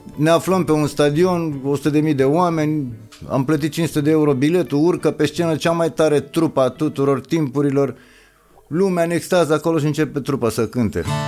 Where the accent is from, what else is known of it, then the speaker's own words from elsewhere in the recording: Gorj, Romania; moved away; also born or lived in Petroșani; în Gorj, de unde sunt eu